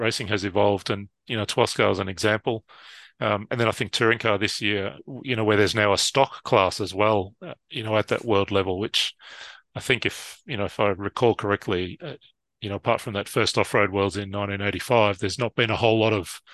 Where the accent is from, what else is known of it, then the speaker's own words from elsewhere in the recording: Australia; somewhere like Australia, where, you know, we could spend 20 hours in the car to get from, you know, my hometown to a race in Melbourne